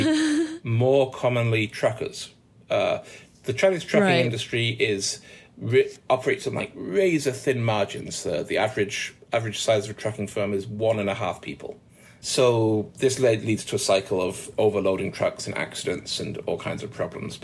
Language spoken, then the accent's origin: English; Manchester, North West England, United Kingdom; I'm from Manchester